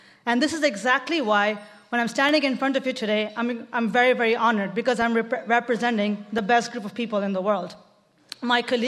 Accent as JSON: {"language": "English", "country": "Bangladesh", "moved": "as an adult", "lives_now": "Oakland, United States", "said": "I come from Bangladesh"}